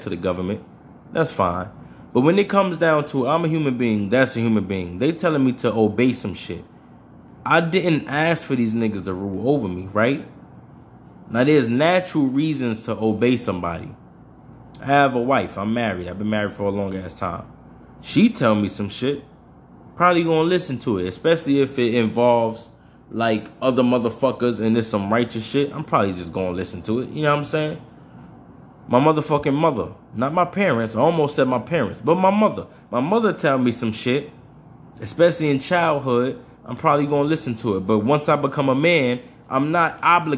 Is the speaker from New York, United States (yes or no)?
yes; New York, United States; I'm from New York